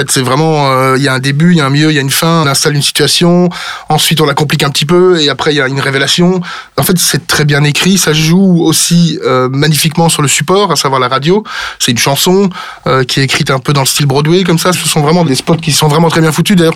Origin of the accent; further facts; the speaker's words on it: Brussels, Brussels-Capital Region, Belgium; accent: Brussels; Mais je suis bruxellois, donc je suis pas du tout wallon ou liégeois, donc euh, donc non non, moi je suis plutôt euh, je suis plutôt biscuit.